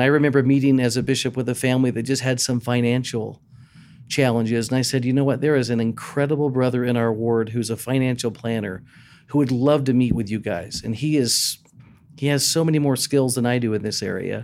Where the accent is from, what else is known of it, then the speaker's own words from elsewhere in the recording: Texas, United States; moved away as an adult; growing up in Texas, on my high school baseball team